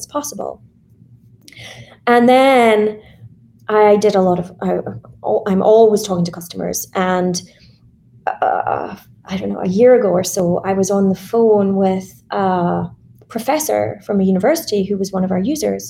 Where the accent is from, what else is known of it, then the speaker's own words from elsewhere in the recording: Scotland, United Kingdom; I was in Scotland. I'm Scottish